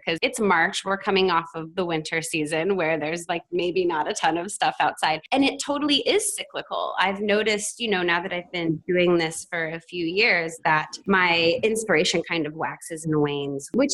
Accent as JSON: {"language": "English", "region": "the South", "country": "United States", "tie": "born or raised there", "also_born_or_lived": "Oregon", "moved": "yes", "said": "I grew up in the South"}